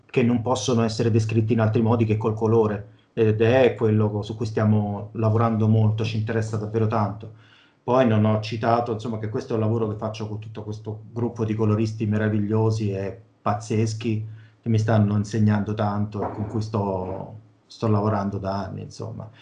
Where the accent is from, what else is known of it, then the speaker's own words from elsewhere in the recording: Velletri, Lazio, Italy; io sono di Velletri, si chiama il mio paesino